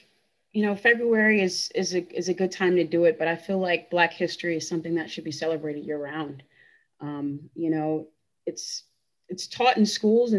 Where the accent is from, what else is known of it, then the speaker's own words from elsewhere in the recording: Louisiana, United States; especially for me, it's very personal because I'm actually originally from Louisiana. So my family history, you know, my family's been in this country for hundreds of years.